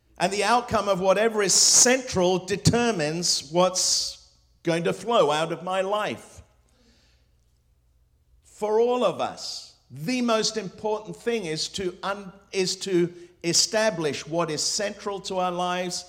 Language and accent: English; England, United Kingdom; first language Spanish; English is a second language; also born or lived in Hong Kong / Morocco / Spain / Lebanon; I grew up in England. I was born in Hong Kong with an English father and a Spanish mother